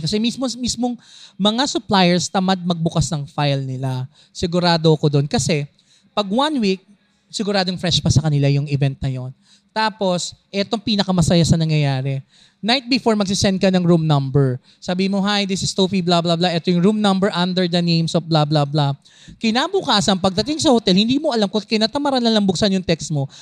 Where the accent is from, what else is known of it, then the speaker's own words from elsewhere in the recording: Quezon City, Metro Manila, Philippines; taga Navaliches ako